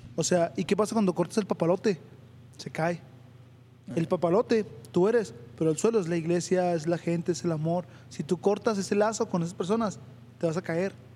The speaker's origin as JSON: {"language": "Spanish", "region": "Chihuahua", "country": "Mexico", "tie": "born or raised there", "said": "Yo vivo en Chihuahua 2000, nací en Chihuahua 2000, es una colonia de Ciudad Chihuahua, aquí de México"}